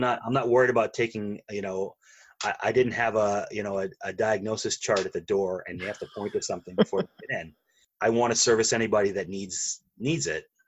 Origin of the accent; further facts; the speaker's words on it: Maine, United States; I grew up in Maine, where you climb a mountain every day on your way to school